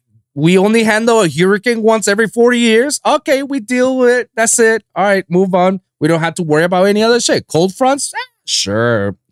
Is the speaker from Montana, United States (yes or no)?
no; Miami, Florida, United States; Anybody ask you, where are you from? Oh, Miami. Oh, you're from Florida. No, I say